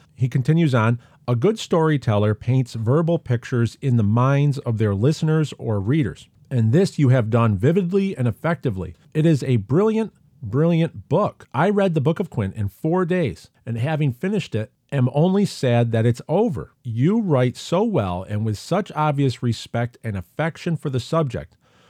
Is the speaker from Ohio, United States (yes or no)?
no; California, United States; My family went to a drive-in theater in my hometown in the Imperial Valley of California.